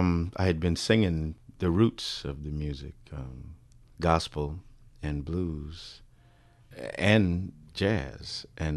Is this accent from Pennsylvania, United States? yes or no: no; Bakersfield, California, United States; back in my time in Bakersfield, communities probably were separated pretty well by the railroad tracks.